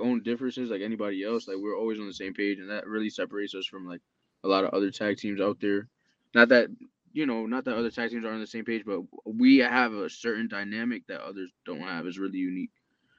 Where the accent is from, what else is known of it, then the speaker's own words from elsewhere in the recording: New York City, New York, United States; We're from NYC, baby. I'm from the Bronx and he's from Harlem.